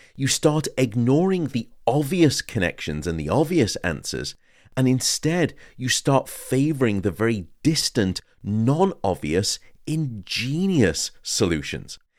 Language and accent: English; Liverpool, North West England, United Kingdom; born and raised in Liverpool